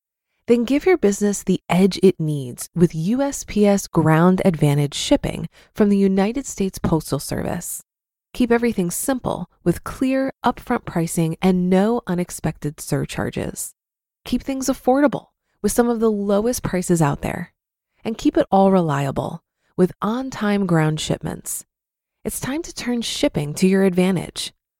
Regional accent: Canada; also born or lived in Panama; I'm Canadian, but lived in Panama for a little less than 5 years.

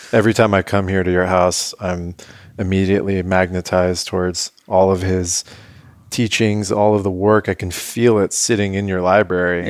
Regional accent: San Diego, California, United States; born and raised in La Jolla

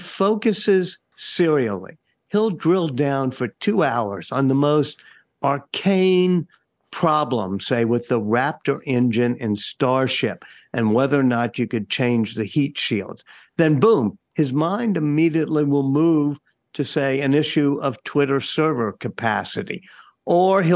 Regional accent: New Orleans, Louisiana, United States; I'm from New Orleans

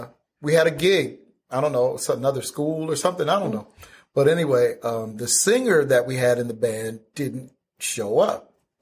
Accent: Flint, Michigan, United States; growing up in Flint, like in the early 70s, there wasn't a lot of black music on the radio.

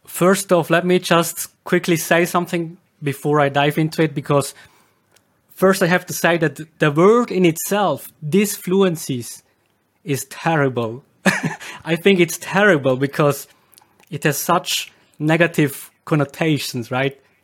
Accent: Switzerland; accent: Swiss German dialect; English is a second language; in Switzerland my dialect is supposed to be very exotic

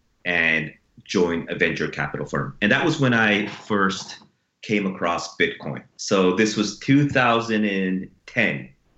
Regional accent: Japan; born there; also born or lived in United States; I was born in Japan, educated in the U.S., went back to Japan for undergrad, and went to the Harvard Business School in the U.S.

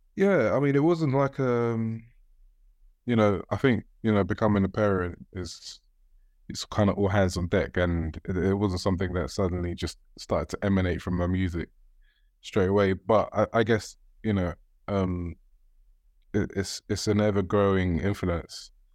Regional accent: Sierra Leone; I'm from Sierra Leone

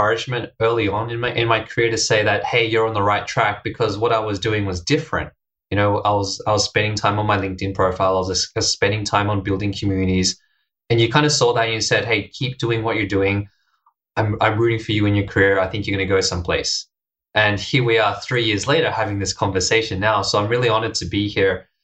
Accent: Australia; moved away as an adult; also born or lived in Hong Kong; now in Japan; I'm from Australia.

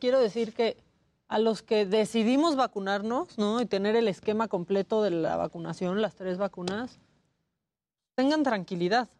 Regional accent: Puerto Vallarta, Jalisco, Mexico; moved away; de chiquita vivía en Puerto Vallarta

